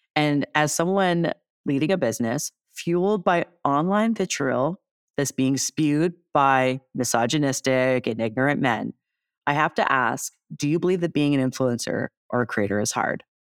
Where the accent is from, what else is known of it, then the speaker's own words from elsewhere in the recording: Toronto, Ontario, Canada; I'm from Toronto